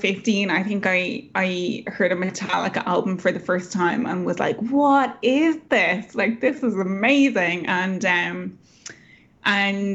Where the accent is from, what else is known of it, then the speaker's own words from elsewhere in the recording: Dublin, Leinster, Ireland; also born or lived in rural Ireland; So I grew up in Dublin, but we moved as a family out to the countryside when I was about 11 or 12 years old, into a really remote part of the Irish countryside.